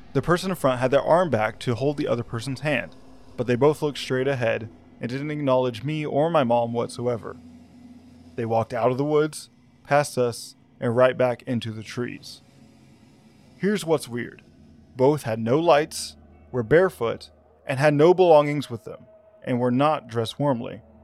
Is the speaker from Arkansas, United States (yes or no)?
yes; Arkansas, United States; my home state of Arkansas